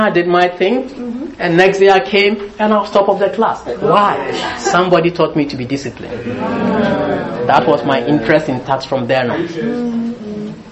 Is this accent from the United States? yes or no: no; Ghana; moved away; also born or lived in United Kingdom; I was born in Britain. I was raised in Ghana